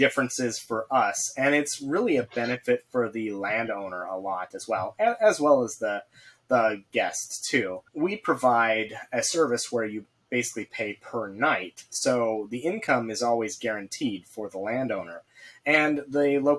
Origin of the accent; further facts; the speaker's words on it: Idaho, United States; I'm an Idaho boy. I grew up in Idaho forever and haven't ever actually lived anywhere else.